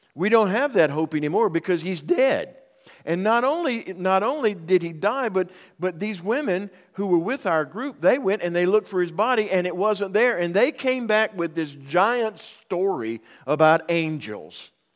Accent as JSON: {"language": "English", "town": "Union", "country": "United States", "tie": "born or raised there", "said": "my hometown of Union"}